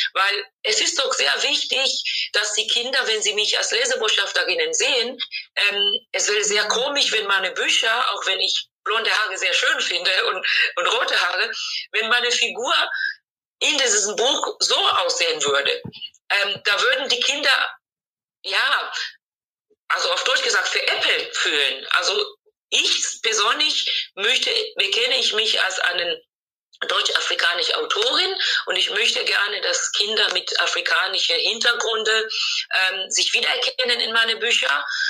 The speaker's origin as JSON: {"language": "German", "country": "Tanzania", "tie": "born or raised there", "second_language": "German", "moved": "yes", "lives_now": "Germany", "said": "das Land, wo ich geboren bin, Tansania"}